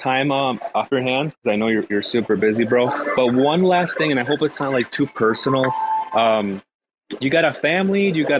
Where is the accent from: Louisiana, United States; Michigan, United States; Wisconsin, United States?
Michigan, United States; I'm from Michigan. It's super cold over here in the winters, and our summers are short.